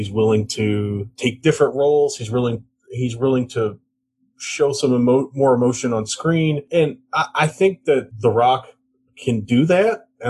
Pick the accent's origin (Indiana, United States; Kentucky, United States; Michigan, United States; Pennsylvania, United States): Kentucky, United States; Louisville; my hometown of Louisville.